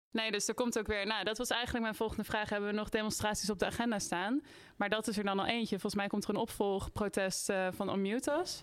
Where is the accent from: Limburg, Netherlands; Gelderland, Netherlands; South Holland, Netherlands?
Gelderland, Netherlands; Nijmegen; Ik kom uit Nijmegen